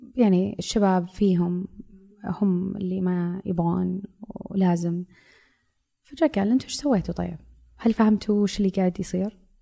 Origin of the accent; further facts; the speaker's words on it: Saudi Arabia; هويتي كمرأة سعودية